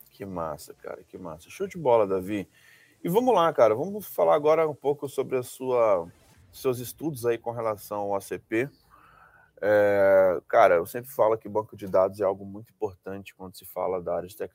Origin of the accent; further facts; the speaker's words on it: Rio de Janeiro, Brazil; falando do Rio, cara. Sou do Rio.